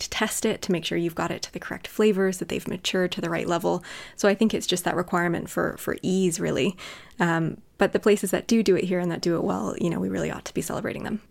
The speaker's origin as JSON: {"language": "English", "region": "California", "country": "United States", "tie": "born or raised there", "moved": "as an adult", "lives_now": "United Kingdom", "said": "Where I grew up in California"}